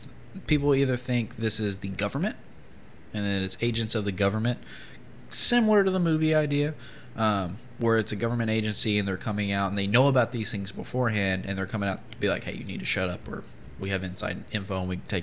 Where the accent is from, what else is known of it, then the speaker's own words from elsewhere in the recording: Appalachian Mountains in Kentucky, United States; I grew up in the Appalachian Mountains in Kentucky